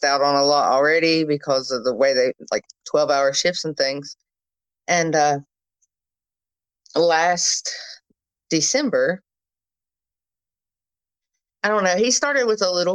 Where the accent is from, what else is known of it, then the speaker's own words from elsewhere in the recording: Princeton, West Virginia, United States; I'm from Princeton, West Virginia